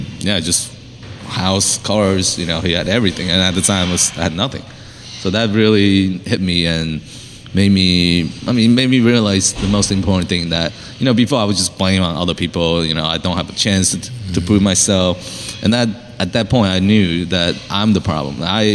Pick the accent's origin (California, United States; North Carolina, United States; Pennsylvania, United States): Pennsylvania, United States; I mean, it's Chester County. I grew up in Chester County, and I'm familiar with that area.